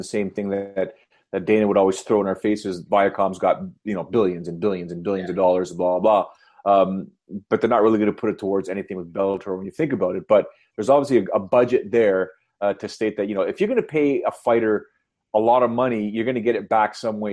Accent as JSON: {"language": "English", "country": "Canada", "said": "I'm Canadian"}